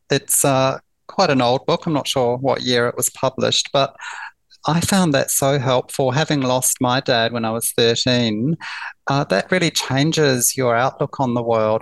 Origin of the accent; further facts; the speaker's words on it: New Zealand; now in Melbourne, Australia; I grew up in New Zealand and uh, I uh, moved to Melbourne in the year 2000. So uh, all my um, early years were in New Zealand